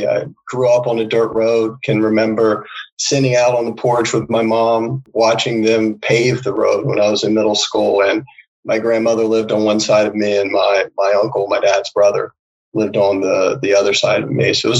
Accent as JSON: {"language": "English", "town": "Winterville", "region": "North Carolina", "country": "United States", "tie": "born or raised there", "moved": "as an adult", "lives_now": "New York, United States", "said": "I'm from North Carolina, grew up, born and raised there in a town called Winterville, which is a strange name for that place, because on a day like today or this time of the year, it's one of the hottest places in the world."}